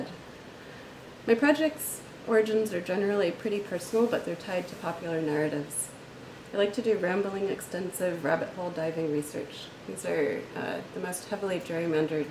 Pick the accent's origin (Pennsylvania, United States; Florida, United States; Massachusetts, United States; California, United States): Pennsylvania, United States; Philadelphia; now in Chicago, United States; I'm from Philadelphia, but I live in Chicago